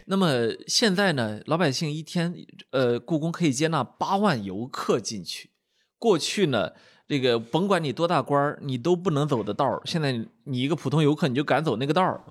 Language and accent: Chinese; Shandong, China; 因为我是个山东人